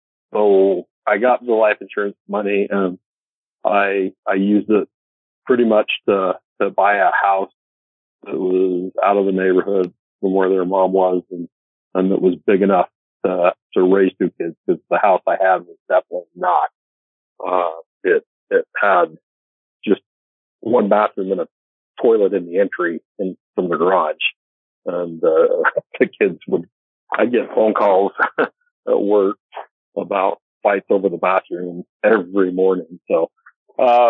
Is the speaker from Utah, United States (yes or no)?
yes; Northern Utah, United States; I grew up in Northern Utah